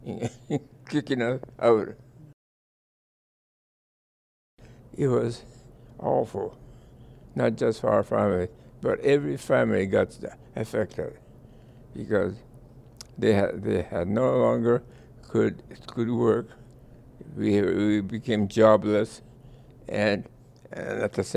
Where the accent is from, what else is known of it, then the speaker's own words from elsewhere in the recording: Vancouver, British Columbia, Canada; moved away; I grew up in British Columbia, I was still a boy, and we were always poverty stricken.